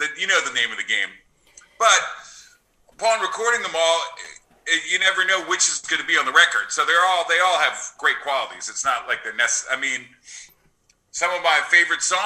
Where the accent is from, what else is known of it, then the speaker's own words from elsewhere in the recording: New Jersey, United States; moved away as an adult; now in Los Angeles, United States; I love growing up in New Jersey